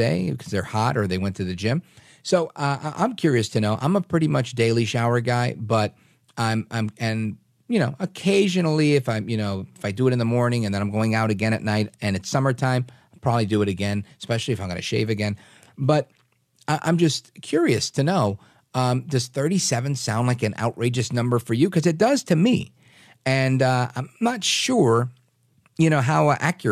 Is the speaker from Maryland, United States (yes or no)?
no; New York City, New York, United States; I grew up in Brooklyn